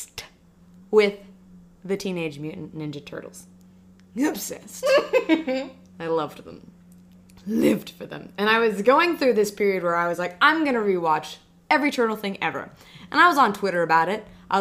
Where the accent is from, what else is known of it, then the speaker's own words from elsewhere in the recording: Florida, United States; I grew up in Florida